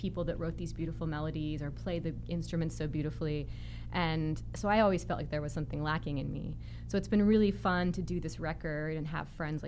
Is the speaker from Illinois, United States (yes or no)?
no; Simi Valley, California, United States; now in Los Angeles, United States; I'm from Southern California, but I moved to LA maybe 10, 12 years ago